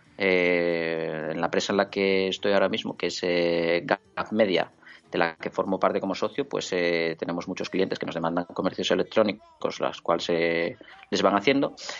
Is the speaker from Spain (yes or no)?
yes; Oviedo, Asturias, Spain; also born or lived in Gijón; Nací en Oviedo